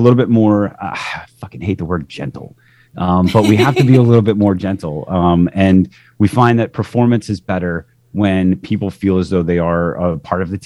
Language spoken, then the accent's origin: English; Midwest, United States; moved away; I grew up in the Midwest